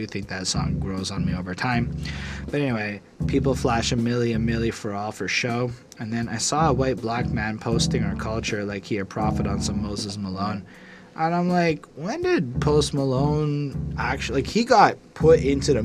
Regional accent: Canada; I'm not an American. I'm a Canadian

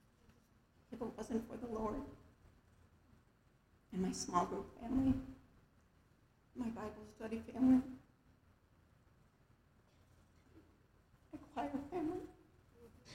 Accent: far south suburbs of Chicago, Illinois, United States; moved away as an adult; also born or lived in Evansville, Indiana; now in Arizona, United States; I was born in Evansville, Indiana, but I was raised in the far south suburbs of Chicago.

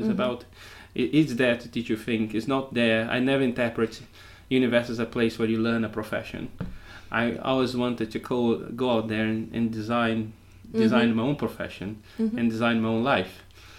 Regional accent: Brazil; English is a second language; moved away as an adult; also born or lived in United Kingdom; now in Portugal; I was born in Brazil and spent the last 25 years in the UK.

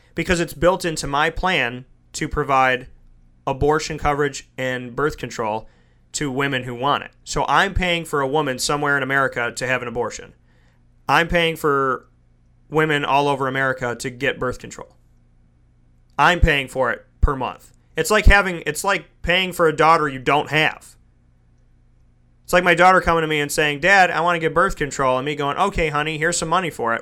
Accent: United States; I'm an American

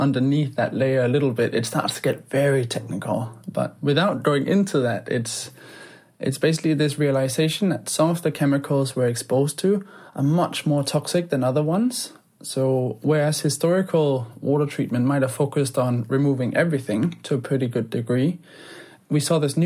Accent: Denmark; now in London, United Kingdom; growing up in Denmark

